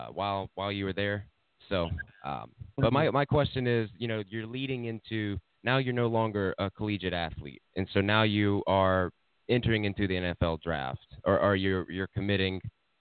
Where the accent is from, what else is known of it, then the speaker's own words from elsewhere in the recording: Saluda, South Carolina, United States; my hometown is Saluda. And where it's a very small town.